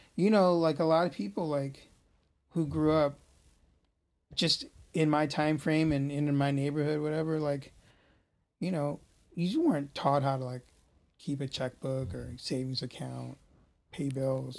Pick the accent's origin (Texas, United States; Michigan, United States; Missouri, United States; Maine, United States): Missouri, United States; St. Louis; We're all from St. Louis